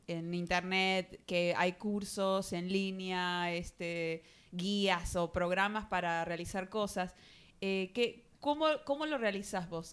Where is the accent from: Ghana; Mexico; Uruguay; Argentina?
Argentina; de Argentina